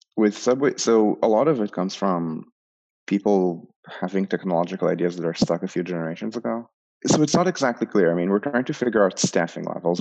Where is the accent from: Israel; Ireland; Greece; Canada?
Israel; moved away as an adult; also born or lived in New York; growing up in Israel